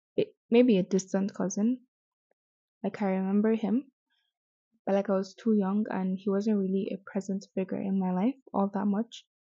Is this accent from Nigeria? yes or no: yes; Azare, Bauchi, Nigeria; I am from Bauchi, specifically Azare